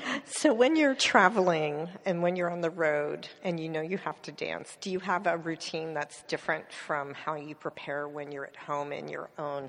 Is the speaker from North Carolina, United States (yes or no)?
no; Pennsylvania, United States; I'm from Pennsylvania, too.